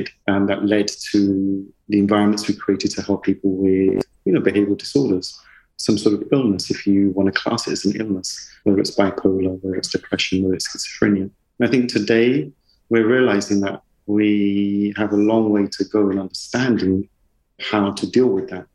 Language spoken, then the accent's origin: English; London, United Kingdom; I grew up in the East End in E10, E11, E9.